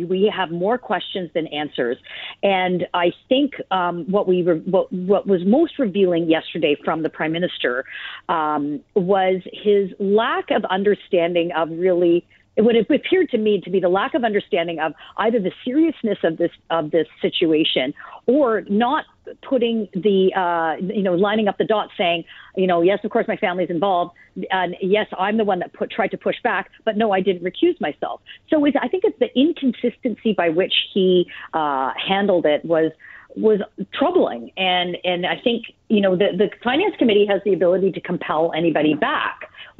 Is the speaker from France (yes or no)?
no; Canada; certainly entertaining, troubling as a Canadian